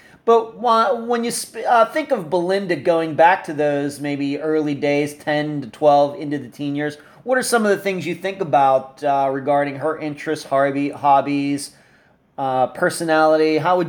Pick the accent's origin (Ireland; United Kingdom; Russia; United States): United States; Leechburg, Pennsylvania; this just shows how close Arnold, that whole entire area, is to where I grew up in Leechburg.